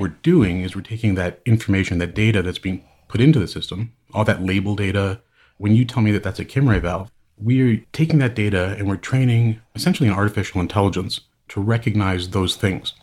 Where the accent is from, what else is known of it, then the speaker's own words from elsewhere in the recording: Hamilton, Ontario, Canada; now in San Francisco Bay Area, United States; I am Canadian. I actually grew up in Hamilton, Ontario.